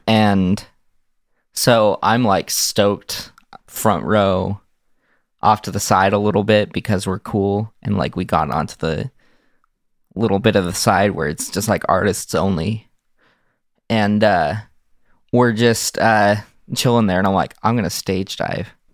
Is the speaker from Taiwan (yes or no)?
no; Salt Lake Valley, Utah, United States; I've grown up in Utah, uh, specifically in the Salt Lake Valley